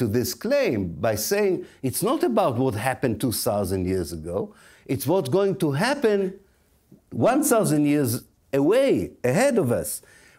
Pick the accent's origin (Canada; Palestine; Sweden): Palestine; born there; I cannot refute the fact that if I returned, not I didn't return, I was born in Palestine.